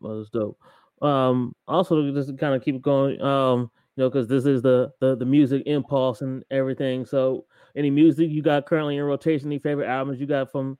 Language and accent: English; Ohio, United States; now in Texas, United States; I forgot that I'm from Ohio